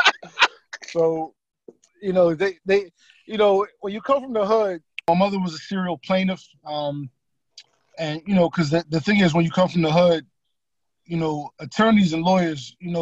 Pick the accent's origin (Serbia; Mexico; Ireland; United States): United States; Philadelphia, Pennsylvania; I'm from Philly.